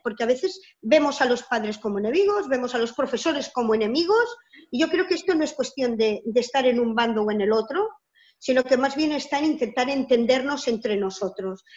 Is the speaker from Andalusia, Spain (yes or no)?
no; Barcelona, Catalonia, Spain; soy de Barcelona, de Cataluña, una parte de España.